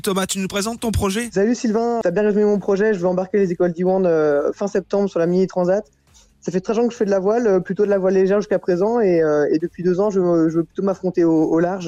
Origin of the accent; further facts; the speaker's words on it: Plabennec, Brittany, France; moi je suis breton, je suis bretonnant